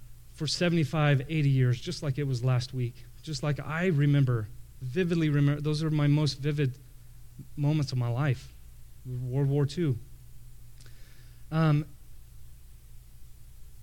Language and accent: English; Canyon, Texas, United States; moved away; my hometown of Canyon, Texas